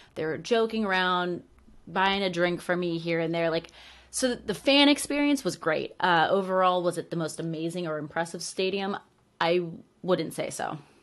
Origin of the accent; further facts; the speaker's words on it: New England, United States; I was born and raised in New England, and I grew up watching the Patriots